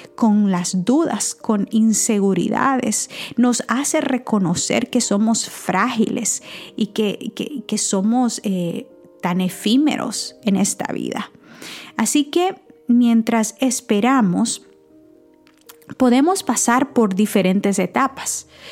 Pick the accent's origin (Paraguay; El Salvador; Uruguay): El Salvador; San Miguel; en mi país, en San Miguel, eh, bueno, El Salvador, San Miguel era mi pueblo